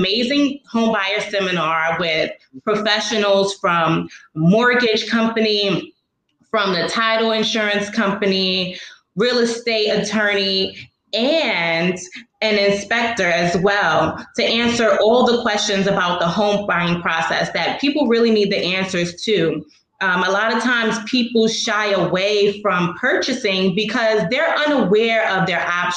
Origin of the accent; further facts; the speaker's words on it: New York City, New York, United States; I'm a native Brooklynite. I'm actually from the East New York section of Brooklyn